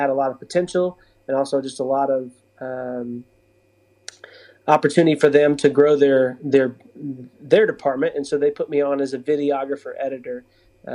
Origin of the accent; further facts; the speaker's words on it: Yazoo City, Mississippi, United States; now in Springfield, United States; I grew up in Yazoo City, Mississippi